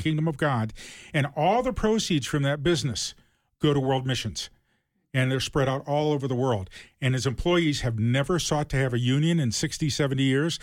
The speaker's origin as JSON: {"language": "English", "town": "Toledo", "region": "Ohio", "country": "United States", "tie": "born or raised there", "said": "I grew up in Ohio, uh, Toledo."}